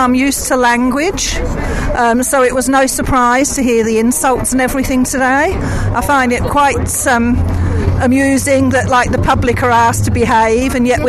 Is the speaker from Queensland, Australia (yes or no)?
no; New South Wales, Australia; I'm from the Illawarra.